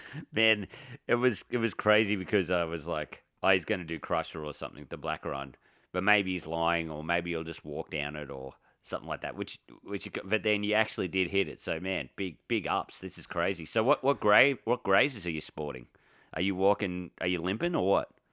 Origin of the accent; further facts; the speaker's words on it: Victoria, Australia; I'm from Victoria